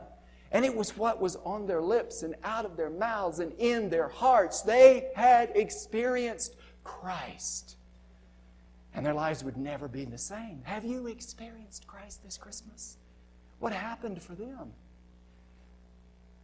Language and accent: English; United States; I'm an American